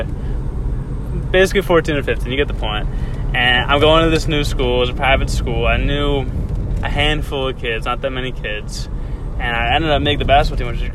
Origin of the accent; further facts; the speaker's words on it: Andover, Massachusetts, United States; I'm from Andover, Massachusetts, which is 20 minutes north of Boston.